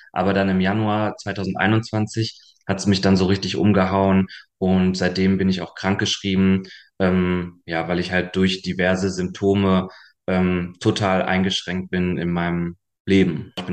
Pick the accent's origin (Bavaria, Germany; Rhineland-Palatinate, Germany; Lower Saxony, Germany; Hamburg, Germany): Lower Saxony, Germany; Hanover; also born or lived in Munich; now in Berlin, Germany; knapp zweieinhalb Jahren in Berlin und habe vorher sieben Jahre in München gewohnt und ursprünglich bin ich aus Hannover.